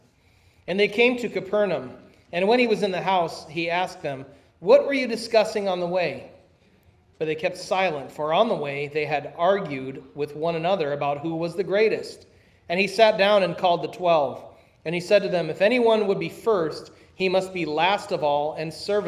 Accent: Minnesota, United States; I am a Scandinavian from Minnesota

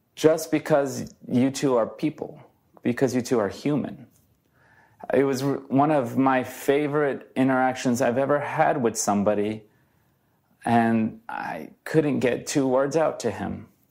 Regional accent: Brazil; now in United States; I'm from Brazil.

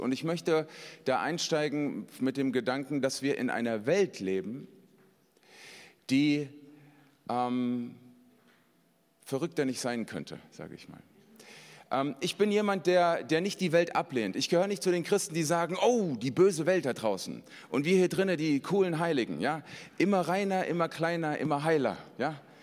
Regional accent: Hesse, Germany; Ich bin ein Hesse

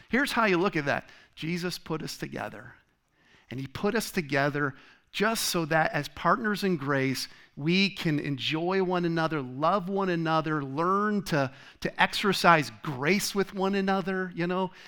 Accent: Rhode Island, United States; moved away as an adult; also born or lived in Michigan / Tennessee / Connecticut; now in Arizona, United States; I was born in Michigan, grew up in Rhode Island

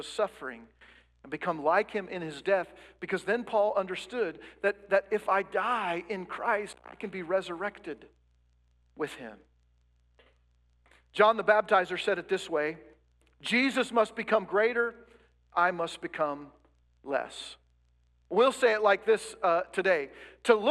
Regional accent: United States

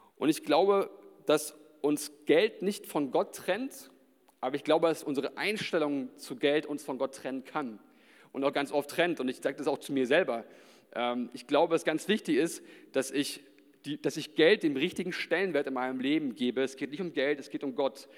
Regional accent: Nuremberg, Bavaria, Germany; ich bin ja in der Gemeinde hier auch groß geworden

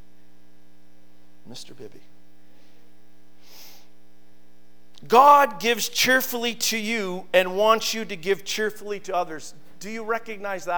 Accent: Naughton, Ontario, Canada; in my hometown of Naughton

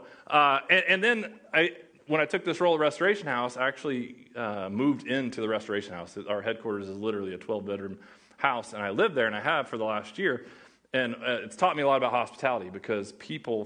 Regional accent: Oklahoma, United States; moved away as an adult; now in New England, United States; Oklahoma, where I grew up.

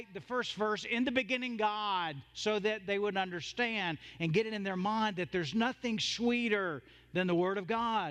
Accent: the South, United States; I'm from the South. I grew up in a Southern Baptist church

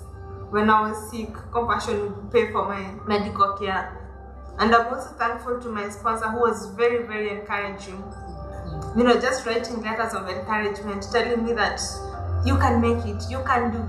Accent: Kenya; born or raised there

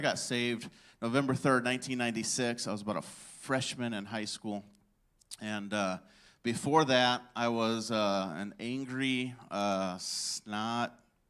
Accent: Rockford, Illinois, United States; I grew up in Illinois, Rockford, Illinois, and I was on the south side of Rockford.

